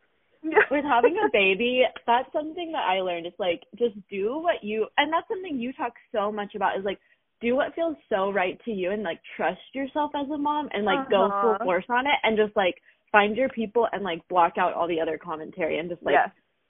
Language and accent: English; Seattle, Washington, United States; because we came from Seattle, Washington. It's like the most populated area